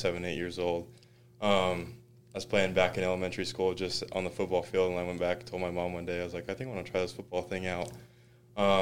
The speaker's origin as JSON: {"language": "English", "region": "New Mexico", "country": "United States", "moved": "as an adult", "lives_now": "Utah, United States", "said": "I was from New Mexico"}